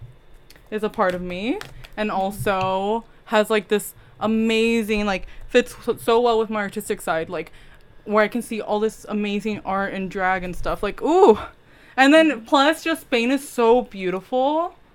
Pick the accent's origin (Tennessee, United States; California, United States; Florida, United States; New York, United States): California, United States; Costa Mesa; moved away as an adult; that big move out of Costa Mesa, out of my hometown for the first time